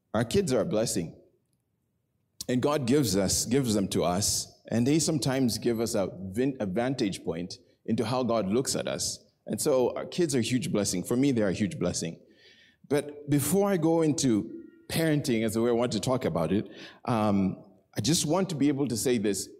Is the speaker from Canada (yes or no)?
no; Nairobi, Kenya; I was born in Nairobi.